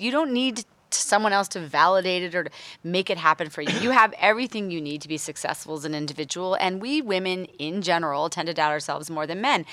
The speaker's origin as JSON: {"language": "English", "region": "East Coast", "country": "United States", "moved": "as an adult", "lives_now": "Los Angeles, United States", "said": "I moved to L A now almost eleven years ago, but I'm from the East Coast"}